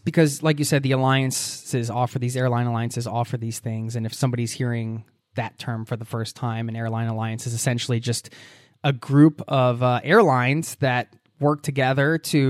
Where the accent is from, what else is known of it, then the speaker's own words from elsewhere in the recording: Pennsylvania, United States; you just settled into a new home in Pittsburgh, Pennsylvania, which is my home state.